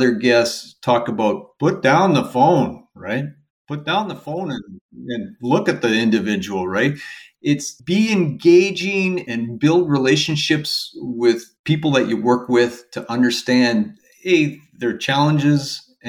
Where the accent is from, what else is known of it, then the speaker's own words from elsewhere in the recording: West Central Alberta, Canada; now in Omaha, United States; I grew up in West Central Alberta, kind of west of Edmonton.